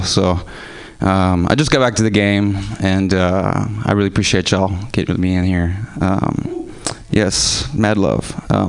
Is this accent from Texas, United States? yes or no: yes; Houston, Texas, United States; moved away; I'm from Houston, Texas. So I might have an accent here and there.